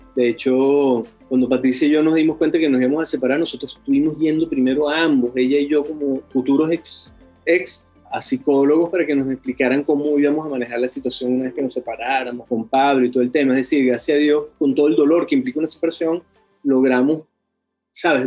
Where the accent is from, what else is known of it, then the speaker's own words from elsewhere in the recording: Venezuela; now in Chile; soy venezolano